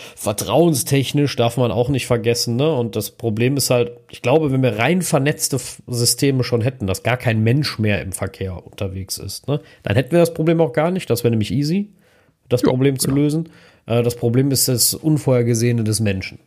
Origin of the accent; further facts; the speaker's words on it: Germany; als Deutscher